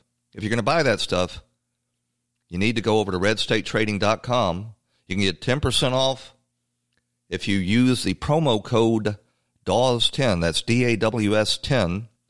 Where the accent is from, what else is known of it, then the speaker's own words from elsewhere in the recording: Atlanta, Georgia, United States; Atlanta is not the town, no longer the town I grew up in. It has turned into a giant megalopolis. When I was growing up, it was a big southern city, but it was southern.